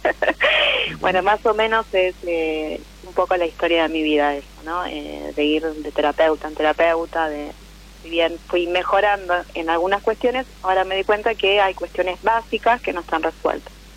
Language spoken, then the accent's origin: Spanish; Buenos Aires, Argentina; Soy de Capital